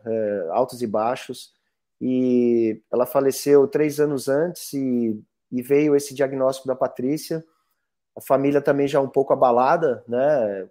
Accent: Brazil

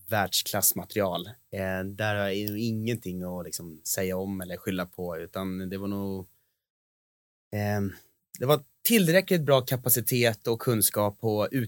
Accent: Sweden; Absolut, man känner ju både historia och kultur och egentligen ett måste som svensk att liksom, i alla fall gett det här en jäkla chans.

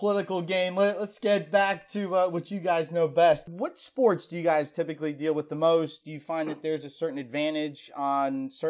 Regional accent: New Jersey, United States; My home state.

